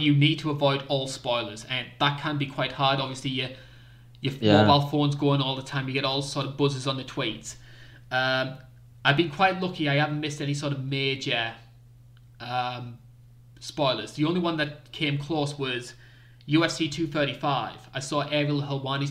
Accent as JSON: {"language": "English", "region": "North East England", "country": "United Kingdom", "accent": "strange British accent from the northeast of England", "said": "I am a Brit. It's a strange British accent from the northeast of England."}